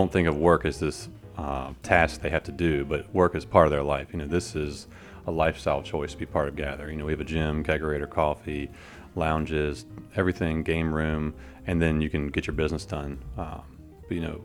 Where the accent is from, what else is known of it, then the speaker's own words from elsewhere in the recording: Richmond, Virginia, United States; I'm from Richmond, and I really like Richmond